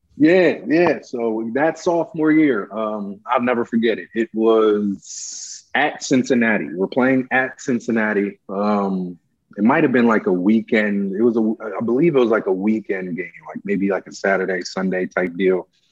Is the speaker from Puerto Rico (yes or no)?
no; Nigeria; moved away; I was born in Nigeria